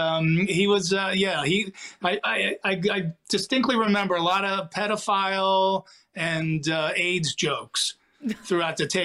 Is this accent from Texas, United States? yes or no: no; New Jersey, United States; I'm a goofball from New Jersey